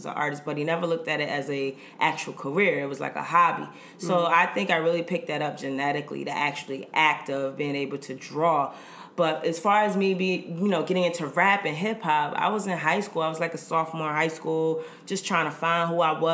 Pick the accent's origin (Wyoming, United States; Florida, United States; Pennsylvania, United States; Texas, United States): Florida, United States; Fort Lauderdale; moved away as an adult; now in Baltimore, United States; born and raised in Fort Lauderdale, Florida. But I'm based in Baltimore, Maryland.